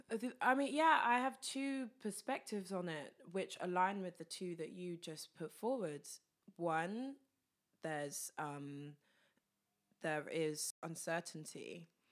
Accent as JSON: {"language": "English", "town": "Luton", "region": "East of England", "country": "United Kingdom", "tie": "born or raised there", "said": "my hometown, Luton"}